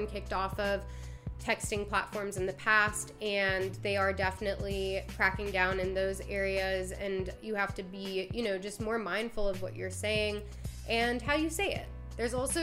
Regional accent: Maryland, United States; moved away; also born or lived in Washington, D.C.; I'm from Maryland. I lived in DC

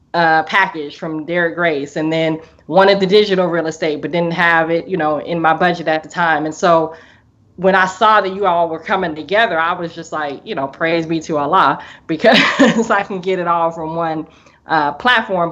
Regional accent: Portland, Oregon, United States; I'm from Portland, Oregon, um, all the way in the Northwest

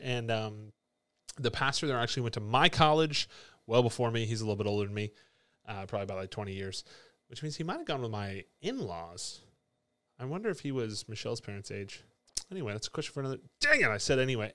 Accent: Binghamton, New York, United States; moved away; I grew up in Binghamton, New York, Fessel, New York, actually, is where I grew up, the greater, greater Binghamton area

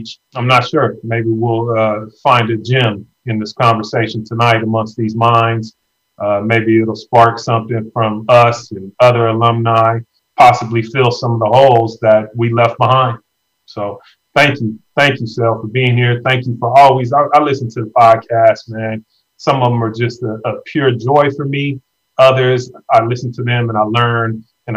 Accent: Vallejo, California, United States; lifelong Vallejoan, sixth generation Vallejoan

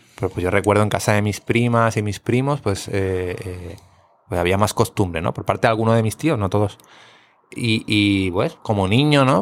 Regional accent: Barcelona, Catalonia, Spain; now in Puerto Rico; soy de Barcelona

